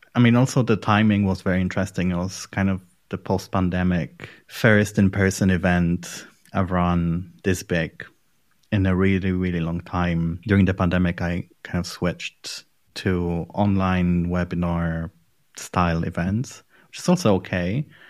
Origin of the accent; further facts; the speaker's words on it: Poland; moved away as an adult; also born or lived in London, United Kingdom / Edinburgh, United Kingdom; now in Berlin, Germany; I'm from Poland